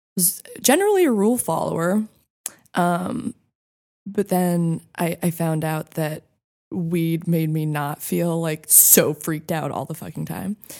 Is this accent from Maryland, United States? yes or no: no; Santa Fe, New Mexico, United States; I grew up in Santa Fe, New Mexico